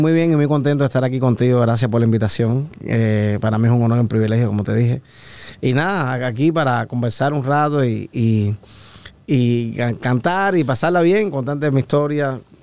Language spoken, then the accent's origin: Spanish; Havana, Cuba; moved away as an adult; now in Los Angeles, United States; nací en Cuba, en La Habana, ciudad de La Habana. Ok. Y eh, soy de un municipio